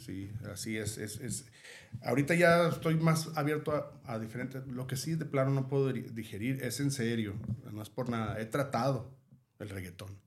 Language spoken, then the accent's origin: Spanish; Mexico; nosotros como mexicanos